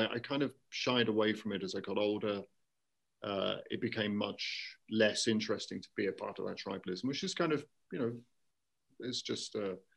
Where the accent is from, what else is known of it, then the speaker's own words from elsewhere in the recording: London, United Kingdom; moved away as an adult; also born or lived in Bristol / Paris / South Carolina; now in South Korea; I'm from London. I was born in London.